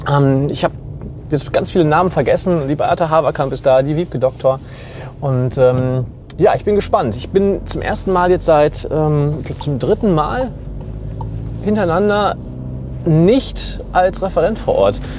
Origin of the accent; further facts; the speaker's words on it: Bochum, North Rhine-Westphalia, Germany; Als Bochumer bin ich eher dazwischen.